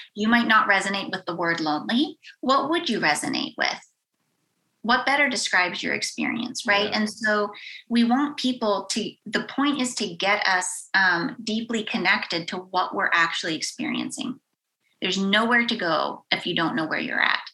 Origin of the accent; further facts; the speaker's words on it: Western Pennsylvania, United States; moved away; I grew up in Western Pennsylvania in a very small town